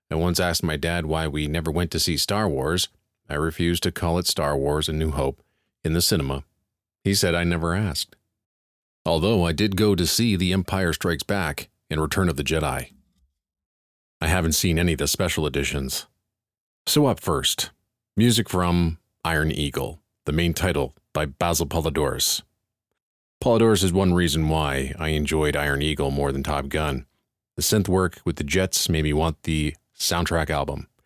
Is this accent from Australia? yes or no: no; Barbados; also born or lived in England; I was born in England, but my dad moved us to his home country of Barbados in 1976. I spent my childhood and teen years there before coming back to England to live in 1993.